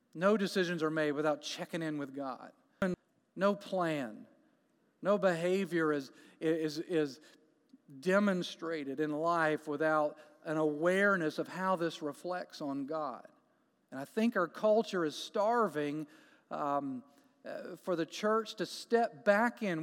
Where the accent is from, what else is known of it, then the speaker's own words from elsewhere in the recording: Jacksonville, Florida, United States; moved away as an adult; now in Canton, United States; We are from Jacksonville, Florida